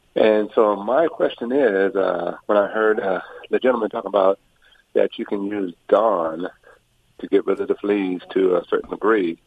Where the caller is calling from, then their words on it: Orange County, California, United States; I'm calling from Orange County, California